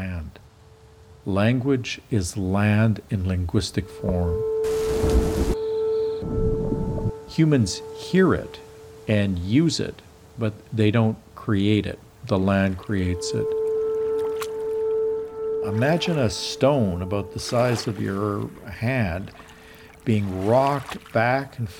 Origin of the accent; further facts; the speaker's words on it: Regina, Saskatchewan, Canada; moved away as an adult; also born or lived in Africa / United States / China; I grew up in Regina, Saskatchewan